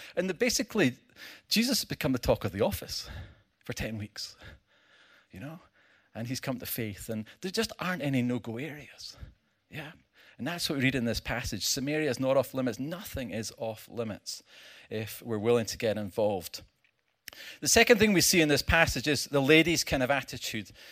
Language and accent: English; Scotland, United Kingdom; I come from Scotland